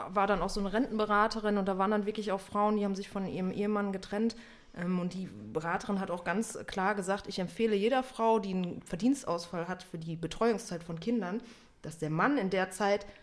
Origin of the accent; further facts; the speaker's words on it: North Rhine-Westphalia, Germany; now in Berlin, Germany; Ich komme ja aus Westfalen, du ja auch.